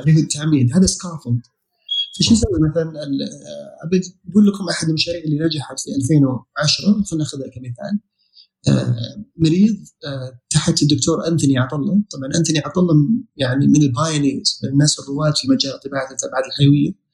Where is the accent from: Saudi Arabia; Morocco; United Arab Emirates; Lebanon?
Saudi Arabia; عندنا في السعوديه